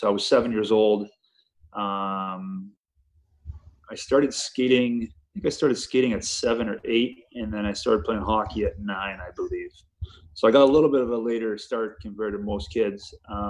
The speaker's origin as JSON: {"language": "English", "region": "California", "country": "United States", "tie": "born or raised there", "said": "especially growing up in California."}